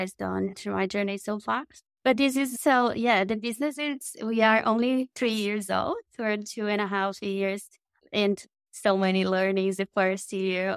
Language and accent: English; Brazil; moved away as an adult; I am from Brazil. So I was born in South America